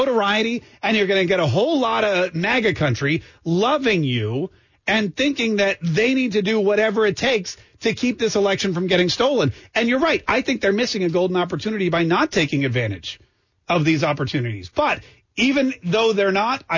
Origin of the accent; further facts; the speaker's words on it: Florida, United States; moved away; I come from Florida, home of Marco Rubio